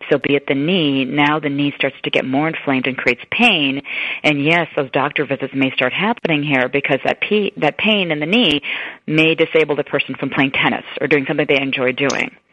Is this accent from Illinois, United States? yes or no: yes; Chicago, Illinois, United States; also born or lived in East Africa; I grew up in Chicago